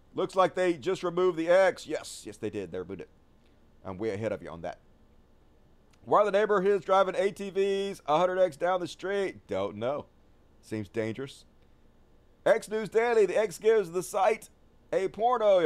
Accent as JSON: {"language": "English", "region": "the South", "country": "United States", "said": "As a Southerner"}